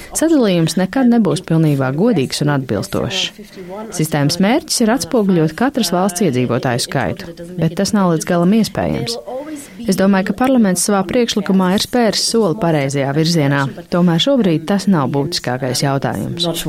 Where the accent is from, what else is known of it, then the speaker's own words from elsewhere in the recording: Germany; now in Brussels, Belgium; Es nāku no Vācijas